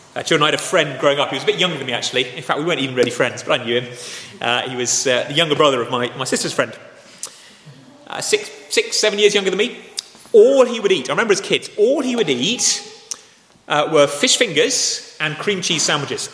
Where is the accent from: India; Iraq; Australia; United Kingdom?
United Kingdom; Dorset, South West England; I grew up in Dorset, it's the most beautiful place on earth